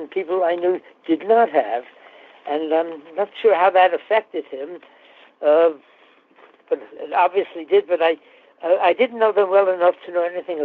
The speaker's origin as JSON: {"language": "English", "town": "New York City", "region": "New York", "country": "United States", "said": "we're both from the Bronx."}